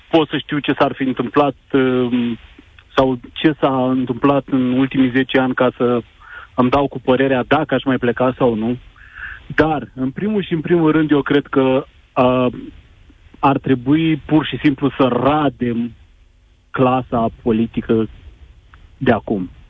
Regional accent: Timișoara, Timiș County, Romania; now in Germany; sunt din Germania.

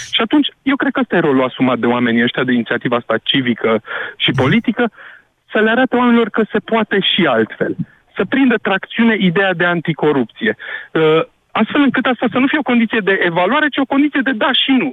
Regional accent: Brașov, Brașov County, Romania; Eu mm-hmm. sunt brașovean

